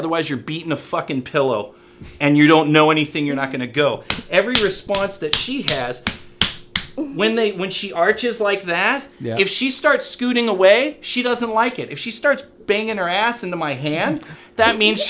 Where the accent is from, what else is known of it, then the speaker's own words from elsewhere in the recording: California, United States; Oh, yeah. San Fernando Valley.